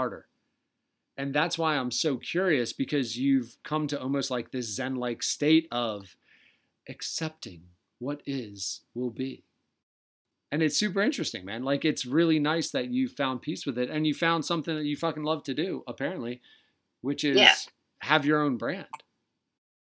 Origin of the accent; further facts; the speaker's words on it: Delaware, United States; accent: Delaware; my Delaware accent